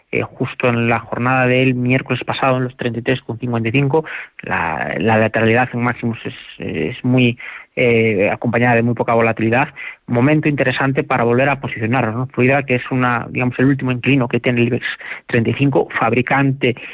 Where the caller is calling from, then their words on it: Alcalá de Henares, Community of Madrid, Spain; de Alcalá de Henares.